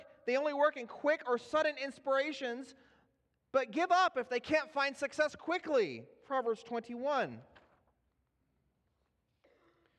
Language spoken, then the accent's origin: English; Los Angeles, California, United States; moved away; I'm from Los Angeles